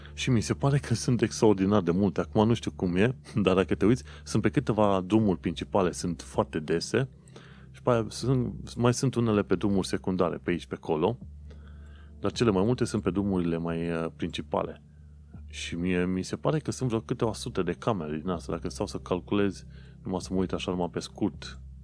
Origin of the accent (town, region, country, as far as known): Romania; now in London, United Kingdom